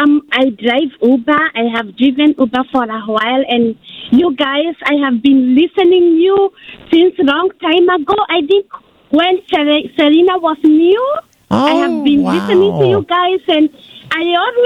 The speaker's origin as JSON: {"language": "English", "country": "Kenya", "moved": "yes", "lives_now": "Hayward, United States", "said": "I'm originally from Kenya."}